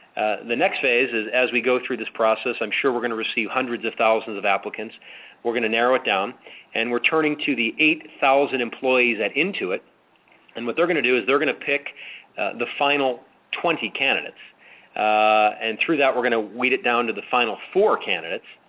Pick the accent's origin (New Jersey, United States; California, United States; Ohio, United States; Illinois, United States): Illinois, United States; Chicago; I grew up in Chicago